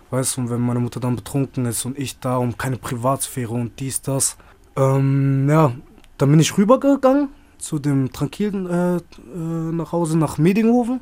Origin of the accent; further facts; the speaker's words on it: Freiburg, Baden-Württemberg, Germany; moved away as an adult; eigentlich aus Freiburg, Bruder. Gebürtiger Freiburger.